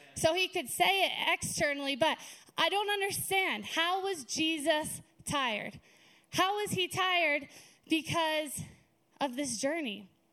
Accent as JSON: {"language": "English", "town": "Lake Havasu City", "region": "Arizona", "country": "United States", "tie": "born or raised there", "also_born_or_lived": "California", "moved": "as an adult", "lives_now": "Flagstaff, United States", "said": "lived and grew up in Lake Havasu"}